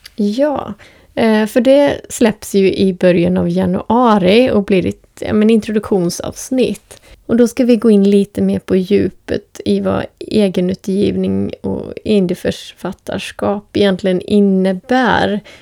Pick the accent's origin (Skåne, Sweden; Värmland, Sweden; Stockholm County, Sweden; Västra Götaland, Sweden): Västra Götaland, Sweden; Borås; now in Västerås, Sweden; jag är uppvuxen utanför Borås